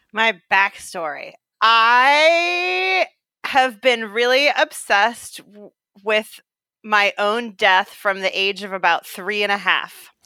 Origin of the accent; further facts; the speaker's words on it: Bay Area, California, United States; moved away as an adult; also born or lived in New York / Sub-Saharan Africa; I grew up in the Bay Area